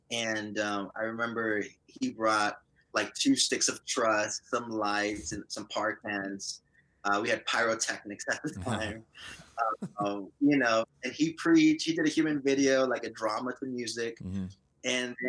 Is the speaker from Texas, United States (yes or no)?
yes; Brownsville, Texas, United States; So I am originally from South Texas. I was born in Brownsville and had the privilege of being raised in a Christian home.